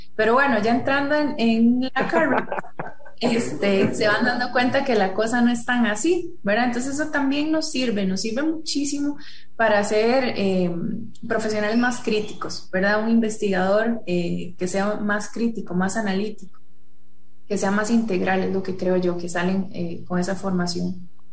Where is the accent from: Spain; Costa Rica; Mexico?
Costa Rica; nosotros como sociedad costarricense